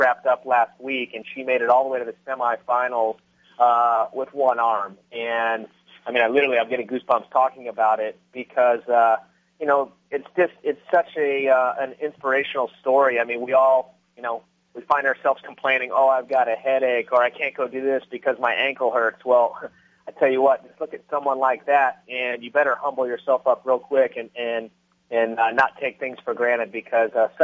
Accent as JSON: {"language": "English", "region": "Florida", "country": "United States", "tie": "born or raised there", "also_born_or_lived": "Southern California", "moved": "yes", "lives_now": "California, United States", "said": "I grew up in Florida, and I've been a fisherman since I was a kid"}